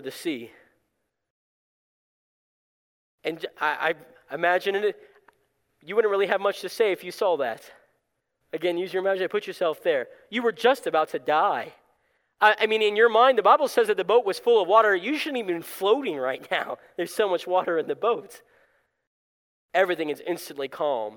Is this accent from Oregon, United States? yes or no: no; South Florida, United States; moved away; I grew up in South Florida